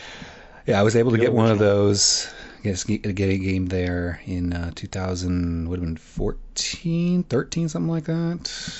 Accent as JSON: {"language": "English", "region": "Illinois", "country": "United States", "tie": "born or raised there", "said": "growing up in Illinois"}